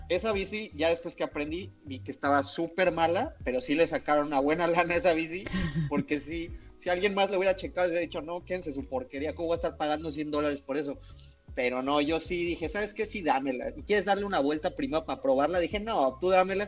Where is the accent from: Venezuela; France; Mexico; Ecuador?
Mexico; moved away as an adult; now in Canada; yo como cocinero mexicano